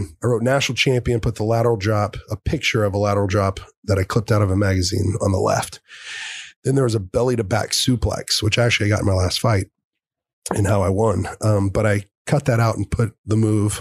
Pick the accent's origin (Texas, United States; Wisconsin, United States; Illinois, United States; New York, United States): Texas, United States; Dallas; I'm a Texas wrestler from Dallas, Fort Worth